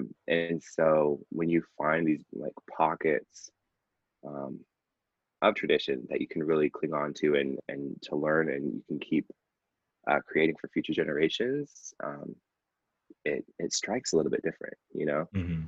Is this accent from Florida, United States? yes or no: no; Seattle, Washington, United States; I am originally from Seattle, Washington. I'm a boy of the Pacific Northwest through and through.